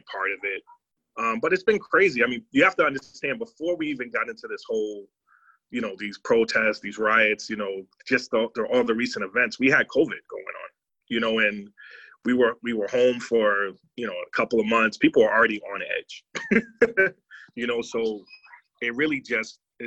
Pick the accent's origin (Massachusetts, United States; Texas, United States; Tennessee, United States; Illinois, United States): Massachusetts, United States; Boston; I was born and raised in Boston, Massachusetts. I currently still live here.